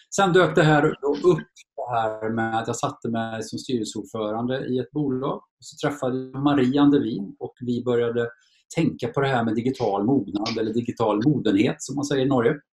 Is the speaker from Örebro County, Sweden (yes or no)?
no; Torsby, Värmland, Sweden; also born or lived in Karlstad; Jag föddes faktiskt i Karlstad men jag flyttade snabbt till Torsby